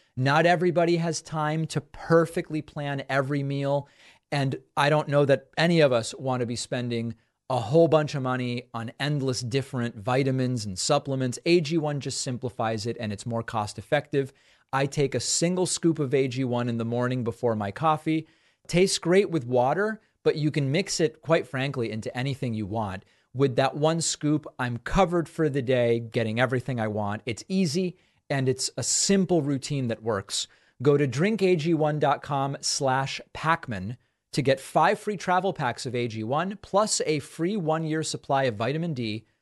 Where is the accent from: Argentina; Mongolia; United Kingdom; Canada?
Argentina; now in United States; When I was born in Argentina, I was born to two parents who were not at the time American citizens